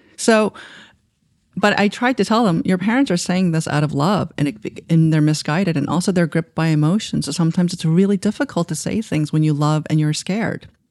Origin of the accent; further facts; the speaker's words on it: New York City, New York, United States; English is a second language; also born or lived in Asia; when I was growing up in Queens